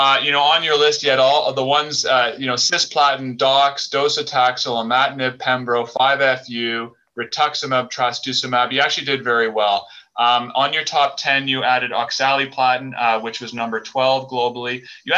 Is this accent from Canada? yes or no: yes; Canada; I'm Canadian